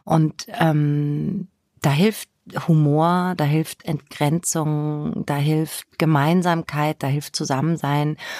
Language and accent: German; Bavaria, Germany; moved away as an adult; also born or lived in Würzburg; now in Hamburg, Germany; ich bin im Spessart aufgewachsen, habe in Würzburg studiert